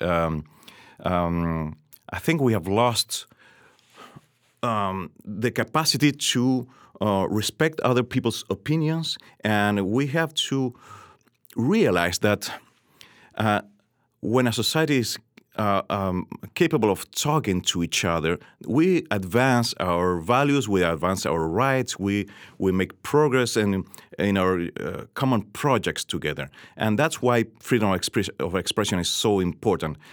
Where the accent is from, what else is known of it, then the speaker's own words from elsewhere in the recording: Chile; I grew up, uh, in Chile in the late seventies, seventies and eighties